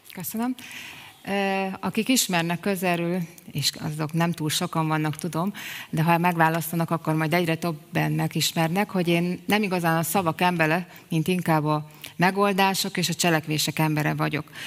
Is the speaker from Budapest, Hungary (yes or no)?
no; Salgótarján, Nógrád, Hungary; Salgótarjánban születtem, és azóta is ott élek